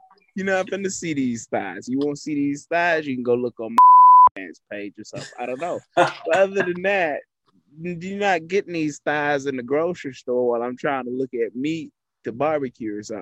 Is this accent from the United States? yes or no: yes; College Station, Texas, United States; I'm from this area, so I'm from Milliken, College Station